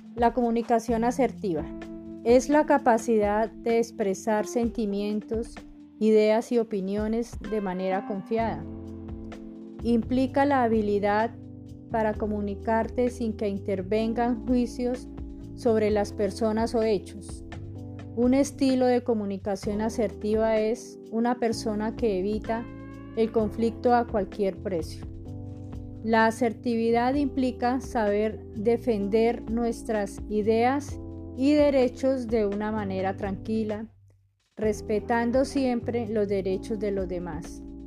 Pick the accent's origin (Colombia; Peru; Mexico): Colombia; Villeta, Cundinamarca; Soy de Biota, Cundinamarca